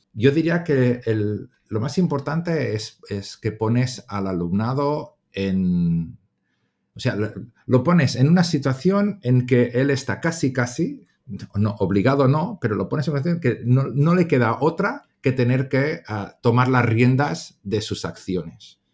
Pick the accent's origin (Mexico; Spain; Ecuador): Spain; Catalonia; also born or lived in England; soy un profe catalán, nacido en Inglaterra, de, procedencia polaca, porque mis abuelos son polacos